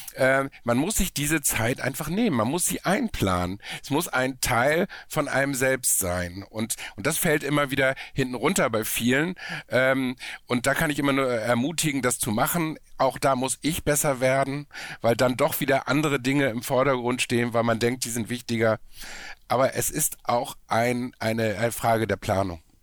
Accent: Hamburg, Germany; ich komme aus Hamburg

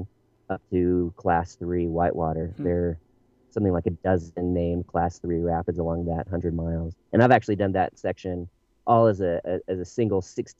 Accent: United States; now in Bend, United States; I was raised in the Tahoe area

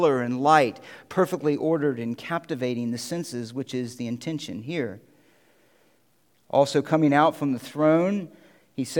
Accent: Central Florida, United States; now in Connecticut, United States; I grew up in Central Florida.

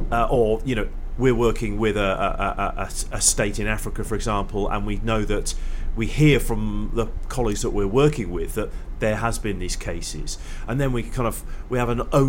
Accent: England, United Kingdom; I speak as an English person

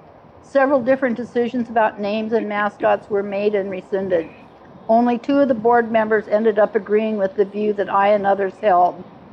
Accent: The Dalles, Oregon, United States; When I tell them this was my hometown, the Dalles, Oregon, when I was a kid, they're shocked.

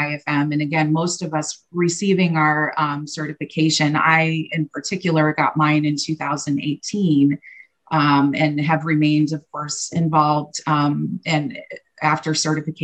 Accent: Fort Wayne, Indiana, United States; here in my hometown, Fort Wayne, Indiana

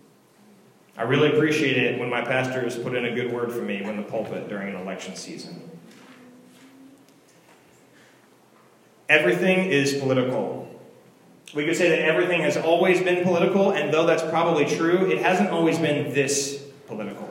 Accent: Virginia, United States; where we grew up in Virginia, what schools we went

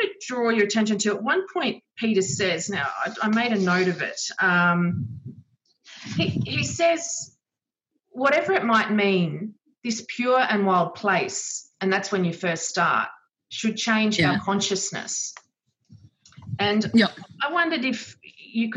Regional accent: Australia; in Australia where the big waves and surf are part of our understand. You know, we grow up with it

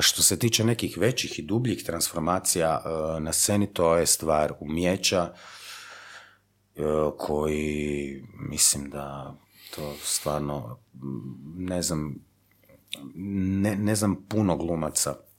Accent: Zagreb, City of Zagreb, Croatia; ja sam iz Zagreba.

